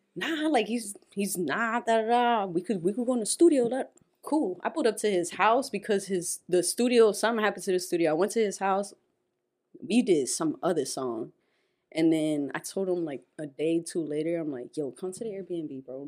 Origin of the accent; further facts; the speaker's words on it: Perth Amboy, New Jersey, United States; I'm Puerto Rican though. Like, yeah, I'm from Amboy